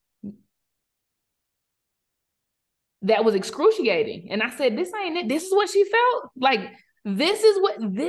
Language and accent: English; South Carolina, United States; moved away as an adult; also born or lived in Charlotte, North Carolina; growing up in South Carolina and me going to the University of South Carolina and moving to Charlotte to start a career, still in the South